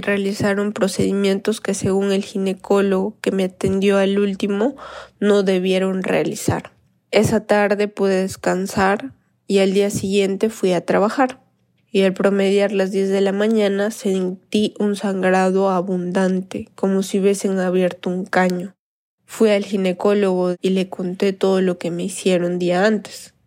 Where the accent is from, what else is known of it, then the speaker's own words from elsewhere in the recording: Cusco, Peru; de Cusco, Perú